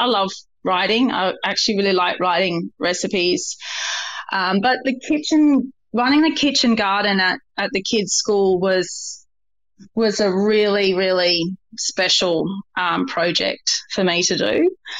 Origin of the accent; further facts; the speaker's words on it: Kalgoorlie, Western Australia, Australia; also born or lived in Brisbane / Melbourne / Sydney; I was born in Brisbane. I grew up in Kalgoorlie. I met Jez in Melbourne, but I'm very much a Sydney girl.